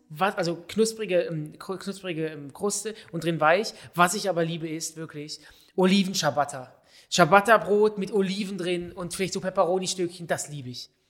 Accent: Switzerland; now in London, United Kingdom; Ich wohne seit einem Jahr in London und vermisse meine Heimat, die Schweiz, in kulinarischer Hinsicht

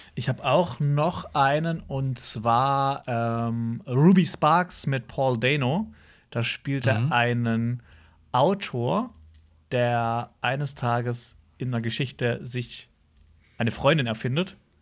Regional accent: Hausach, Baden-Württemberg, Germany; bei uns in Hausach

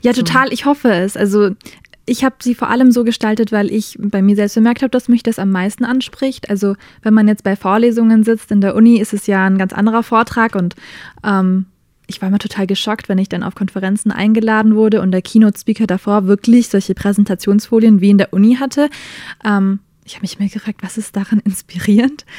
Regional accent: Germany; also born or lived in United States; now in Nuremberg, Germany; als Deutsche bin ich nach Amerika hin

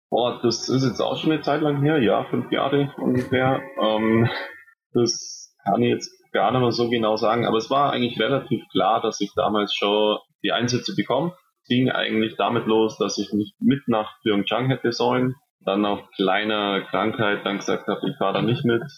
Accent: Nesselwang, Bavaria, Germany; in meinem Heimatort, mein Heimatverein

